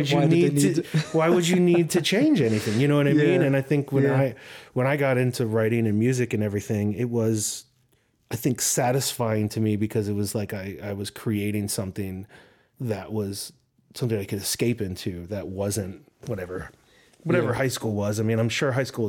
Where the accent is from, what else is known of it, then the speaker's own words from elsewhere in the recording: Wilmington, Delaware, United States; I was from Wilmington, Delaware